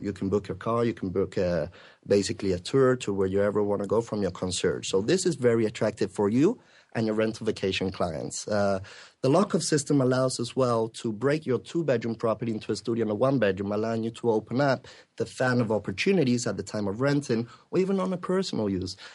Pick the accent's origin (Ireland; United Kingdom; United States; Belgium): United Kingdom; England; moved away as an adult; now in Spain; I'm from Spain, well, England originally. I'm living there for the last ten years